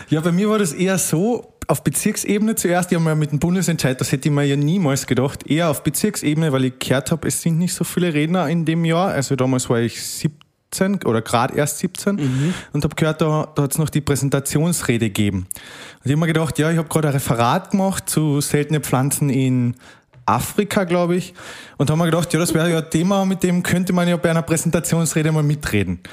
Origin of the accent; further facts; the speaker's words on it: Carinthia, Austria; bin jetzt 24 Jahre alt, komme eben aus Kärnten